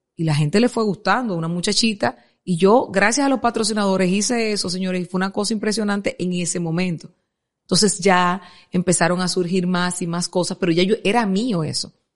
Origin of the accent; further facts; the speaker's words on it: Santo Domingo Oeste, Distrito Nacional, Dominican Republic; yo vengo de Buenos Aires, de Herrera